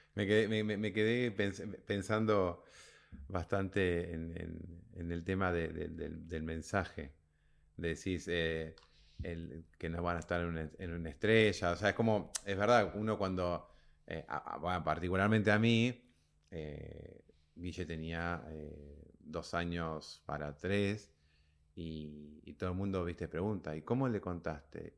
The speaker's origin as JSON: {"language": "Spanish", "country": "Argentina", "said": "nosotros somos argentinos"}